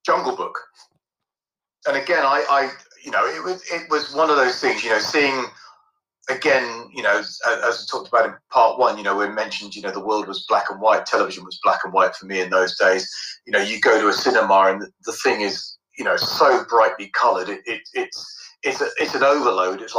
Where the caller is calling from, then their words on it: London, United Kingdom; Yeah, I'm, I'm coming live from London in the UK